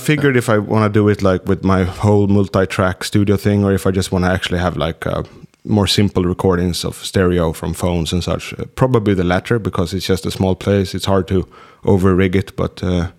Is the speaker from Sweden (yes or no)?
yes; Sweden; For us Swedes